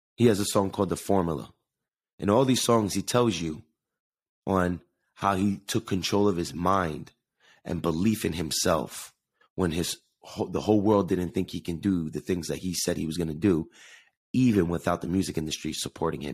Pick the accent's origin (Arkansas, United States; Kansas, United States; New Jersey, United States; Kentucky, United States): New Jersey, United States; Jersey City; I was born in Jersey City, New Jersey with the view of New York City